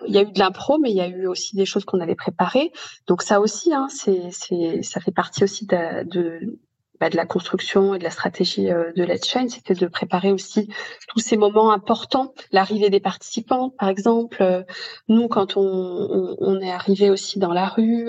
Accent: Lyon, Auvergne-Rhône-Alpes, France; moved away; je suis originaire euh, de Lyon

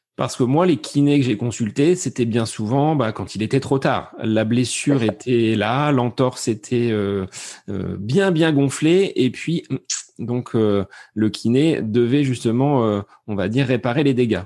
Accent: Beauce, Centre-Val de Loire, France; chez nous en Bosse

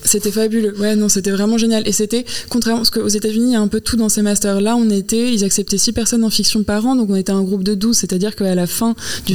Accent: France; moved away as an adult; also born or lived in United States; moi j'ai grandi en France, j'ai appris l'anglais à partir du collège

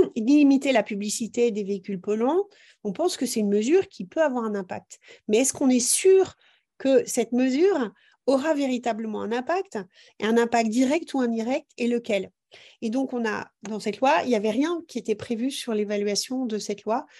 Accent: Brittany, France; chez nous en Bretagne

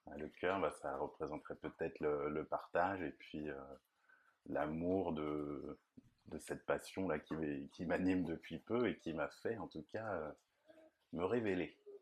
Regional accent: Nantes, Pays de la Loire, France; je suis de Nantes et j'ai toujours vécu là

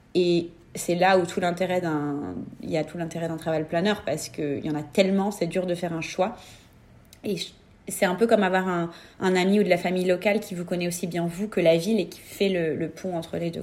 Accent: France; moved away as an adult; now in New York, United States; en tant que Français

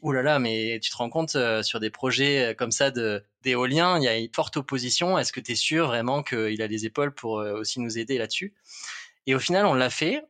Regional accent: Toulouse, Occitania, France; moved away as an adult; also born or lived in Lot; now in Paris, France; j'ai grandi à Toulouse, donc j'ai fait mes classes là-bas jusqu'au jusqu'au lycée.

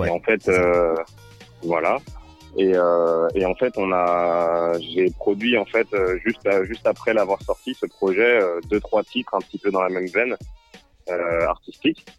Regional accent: Lyon, Auvergne-Rhône-Alpes, France; je suis originaire de Lyon

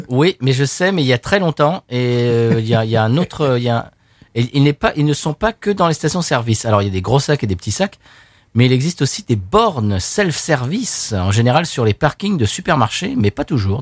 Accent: Seine-et-Marne, Île-de-France, France; Je suis né en Seine-et-Marne

